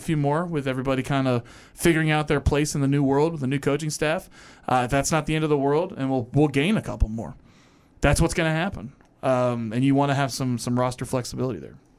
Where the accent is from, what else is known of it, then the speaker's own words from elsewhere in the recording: Louisville, Kentucky, United States; my hometown